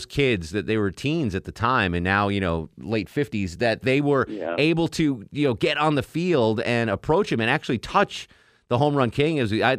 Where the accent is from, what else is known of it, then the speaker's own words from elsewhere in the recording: Northeast, United States; But growing up in the Northeast, I could also watch Braves games on TBS.